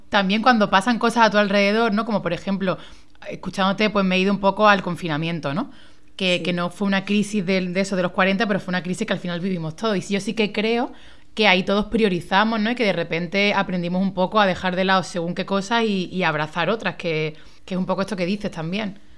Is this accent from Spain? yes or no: yes; Málaga, Andalusia, Spain; moved away as an adult; also born or lived in Madrid; soy de Málaga